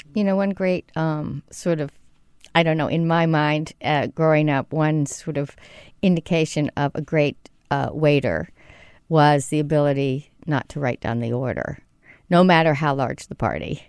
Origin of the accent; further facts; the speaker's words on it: Mississippi, United States; at the time that I grew up in Mississippi, there really weren't restaurants